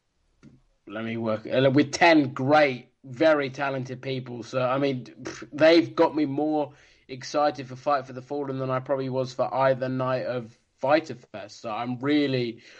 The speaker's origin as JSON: {"language": "English", "country": "United Kingdom", "said": "as a Brit"}